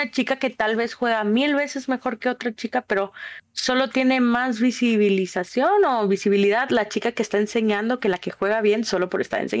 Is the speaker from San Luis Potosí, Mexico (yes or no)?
no; Monterrey, Nuevo León, Mexico; pues es que soy de Monterrey